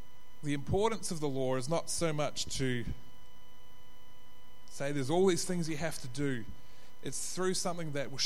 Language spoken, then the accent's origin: English; New Zealand; now in Australia; I'm from New Zealand